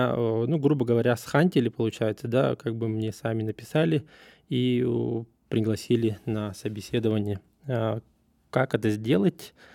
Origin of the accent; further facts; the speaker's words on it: Russia; я из России